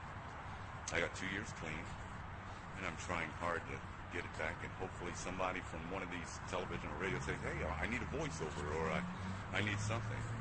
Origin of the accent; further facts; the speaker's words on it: New York City, New York, United States; I was born and raised in Brooklyn, New York.